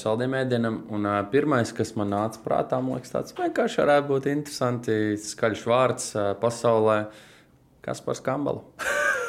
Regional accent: Tukums, Latvia; es pats kā tukumnieks

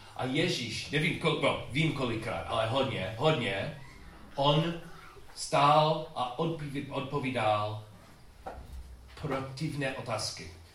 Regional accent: United States; Czech is a second language; moved away as an adult; also born or lived in Chicago; u nás v Americe

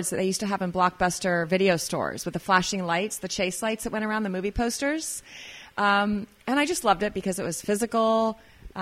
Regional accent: California, United States; also born or lived in Idaho / Los Angeles, California / Berkeley, California; I was born and raised in California, but I was living up in Idaho

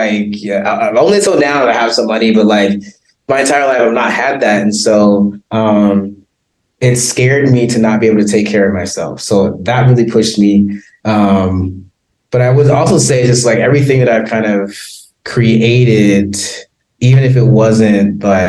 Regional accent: Compton, California, United States; moved away as an adult; now in South Africa; I was born in Compton, born and raised, actually like the last generation of people actually born and raised in the city of Compton

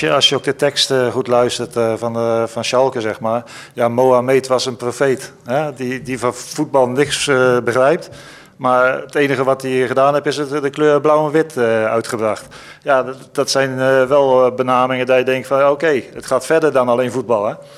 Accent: Holland, Netherlands; als Hollander zijnde

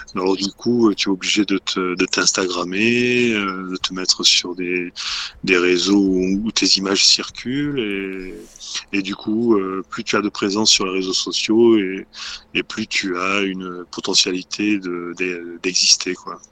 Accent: Marseille, Provence-Alpes-Côte d'Azur, France; moved away as an adult; also born or lived in Paris; j'ai quitté ensuite le sud de la France parce que je suis originaire de Marseille

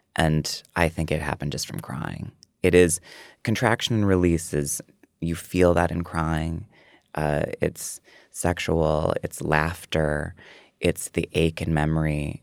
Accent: Prairie du Sac, Wisconsin, United States; moved away; when I was a kid, I think it was twenty-five hundred. It was Prairie du Sac and then Sauk City

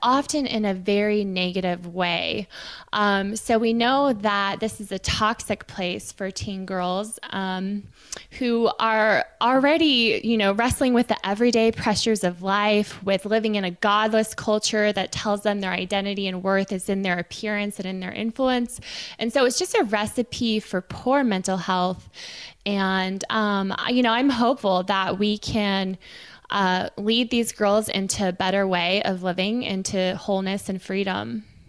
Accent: Silicon Valley, California, United States; I was raised in Silicon Valley

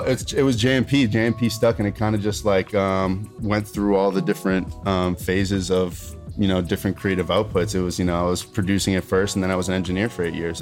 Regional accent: Melrose, Massachusetts, United States; also born or lived in Roxbury; I'm from Melrose originally

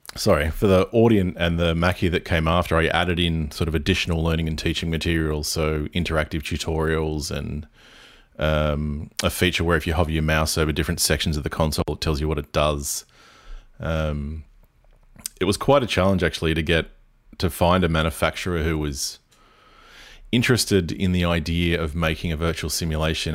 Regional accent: Port Macquarie, New South Wales, Australia; I'm based in Byron Bay, but I live in my hometown in Port Macquarie

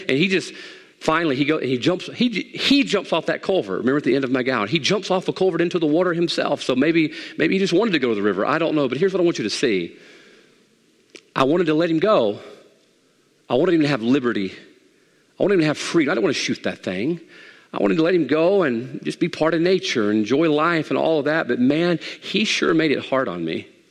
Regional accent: Mississippi, United States; also born or lived in Monroe; Growing up in Mississippi

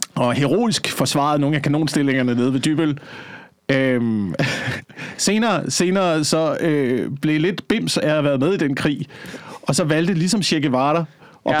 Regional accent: Slagelse, Zealand, Denmark; moved away; i Slagelse, hvor jeg voksede op

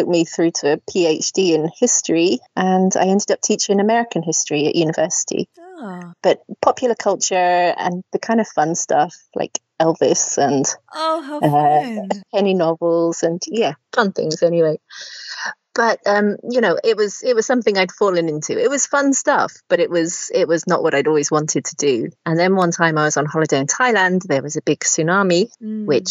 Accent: the Midlands, England, United Kingdom; moved away as an adult; I grew up in the Midlands in England

